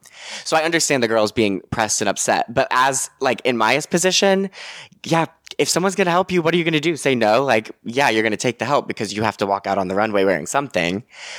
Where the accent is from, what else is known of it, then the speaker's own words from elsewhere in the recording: New York, United States; Like you dream of New York and then I've lived in New York my whole life. I'm a New Yorker.